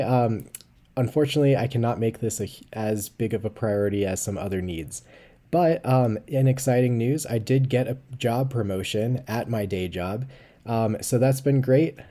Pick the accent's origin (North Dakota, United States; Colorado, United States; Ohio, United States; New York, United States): Colorado, United States; my home state of Colorado